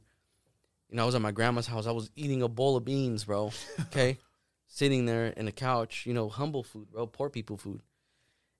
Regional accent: Arandas, Jalisco, Mexico; moved away; I grew up over there

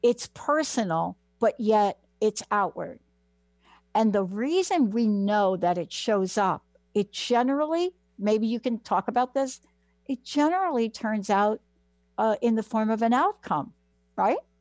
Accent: New York City, New York, United States; I am a girl from the Bronx, New York.

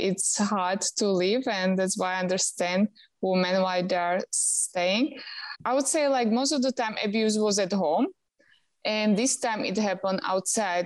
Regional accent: Slovakia; moved away as an adult; also born or lived in Houston, Texas, United States; now in Bali, Indonesia; I'm from Slovakia.

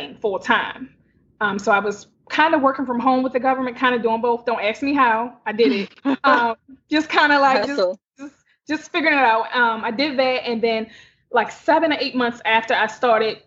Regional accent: Baltimore, Maryland, United States; I'm born and raised in Baltimore City

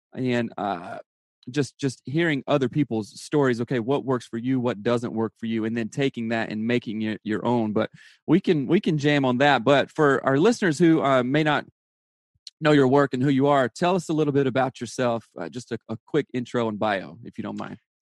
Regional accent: South Carolina, United States; now in Seattle, United States; I'm from South Carolina

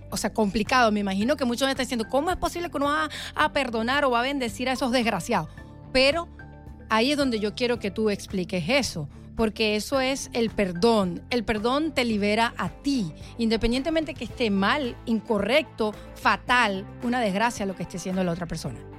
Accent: Venezuela; now in Miami, United States; Venezuela, nuestro país

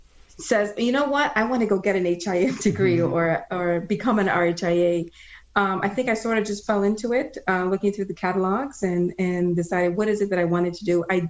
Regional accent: Florida, United States; also born or lived in Guyana; I wasn't born in the US. I was born in Guyana in South America. And as an immigrant, I was about 8 years old when we migrated over to the US, Florida, and decided that we went to school here, me and my sisters

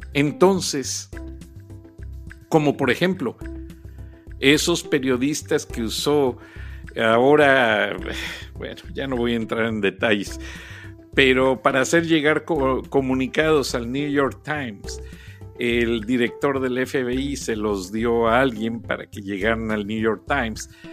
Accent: Guanajuato, Mexico; yo provengo de una provincia de Guanajuato

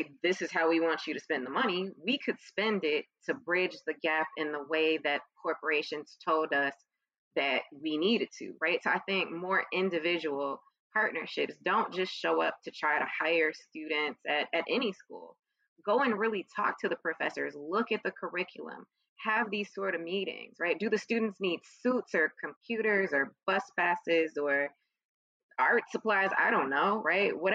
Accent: Chicago, Illinois, United States; when I was growing up in Chicago

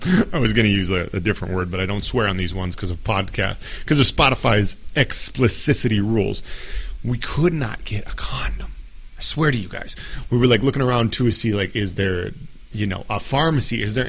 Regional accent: United States; I'm an easy target as an American there

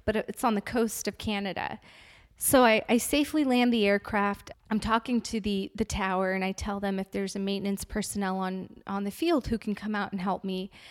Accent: Afghanistan; moved away; I'm originally from Afghanistan and I come from a very big family of six girls

